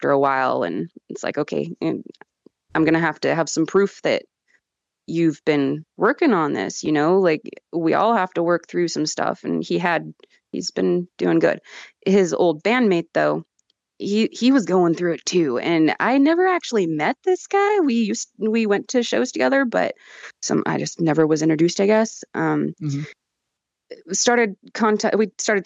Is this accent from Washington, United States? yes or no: yes; Yakima, Washington, United States; I'm from Yakima